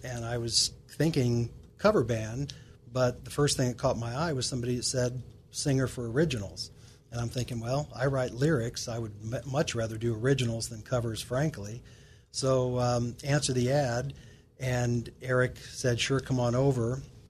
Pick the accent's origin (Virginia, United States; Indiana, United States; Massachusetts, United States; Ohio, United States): Indiana, United States; Yeah, from the great state of Indiana.